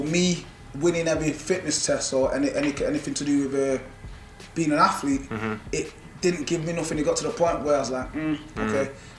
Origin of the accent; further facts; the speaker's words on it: Jamaica; born there; also born or lived in England; I was born in Jamaica, so our national sport, just like in England, is football.